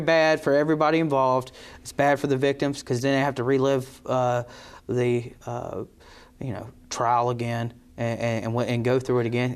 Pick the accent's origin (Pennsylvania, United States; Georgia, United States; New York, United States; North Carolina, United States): North Carolina, United States; Eden; I'm born and raised in Eden and Rockingham County, uh, so this is home.